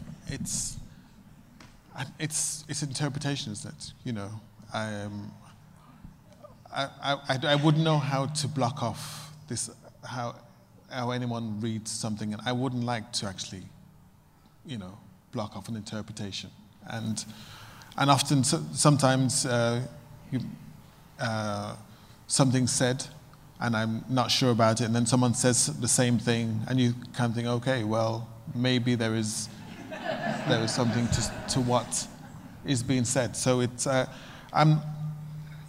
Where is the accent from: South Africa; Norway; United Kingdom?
United Kingdom; I'm black, I'm from Britain